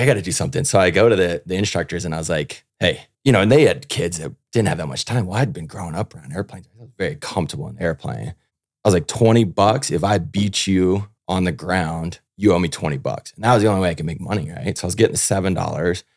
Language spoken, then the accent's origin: English; Houston, Texas, United States; I grew up down in Houston, Texas